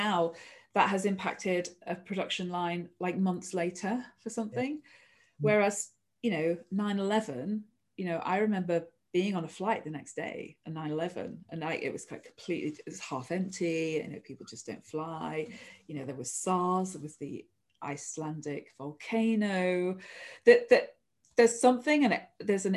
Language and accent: English; near Manchester Airport, North West England, United Kingdom; I grew up near Manchester Airport